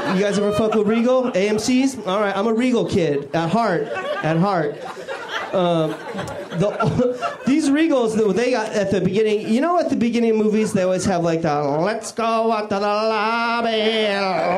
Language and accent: English; Washington, United States; moved away; I grew up in Washington State